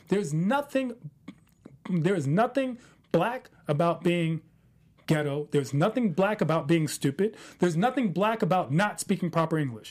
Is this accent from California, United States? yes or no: no; Washington, District of Columbia, United States; I grew up in Potomac Gardens